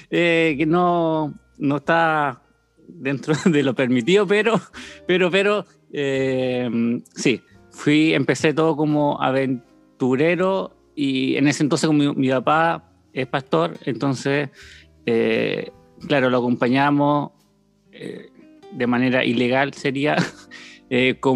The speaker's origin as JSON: {"language": "Spanish", "region": "Antofagasta", "country": "Chile", "tie": "born there", "also_born_or_lived": "Tocopilla / Chañaral / Loncoche / Coyhaique", "said": "nací en Antofagasta, pero vivíamos en Tocopilla, ¿ya? Eh, después vivimos en Antofagasta, Chañaral, y de ahí tuvimos como un cambio grande a Loncoche, después Coyhaique"}